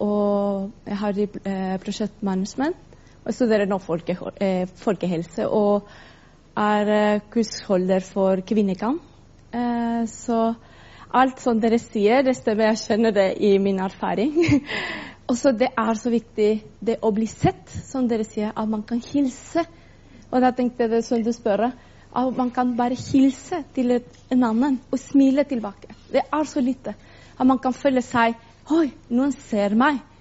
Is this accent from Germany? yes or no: no; Chile; Norwegian is a second language; now in Norway; Jeg kommer fra Chile